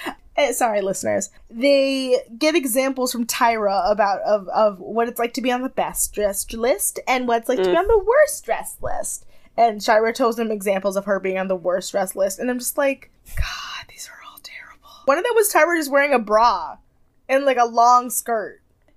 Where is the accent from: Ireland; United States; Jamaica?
Jamaica; I'm Jamaican!